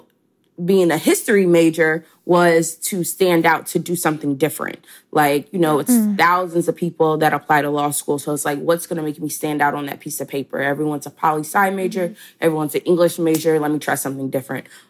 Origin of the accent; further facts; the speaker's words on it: Chattanooga, Tennessee, United States; moved away as an adult; also born or lived in Atlanta, Georgia; I'm from Chattanooga, Tennessee. I graduated high school at 17 and then I moved down to Atlanta to attend Spelman College